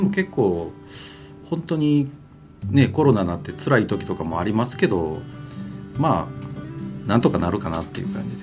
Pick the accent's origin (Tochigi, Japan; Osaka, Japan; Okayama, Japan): Osaka, Japan; moved away as an adult; now in Kobe, Japan; もともとは大阪府生まれで、神戸に住んだのはもうこの10年ぐらいです